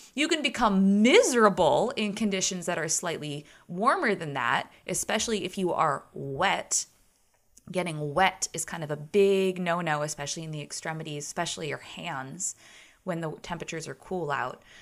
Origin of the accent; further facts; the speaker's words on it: United States; as a American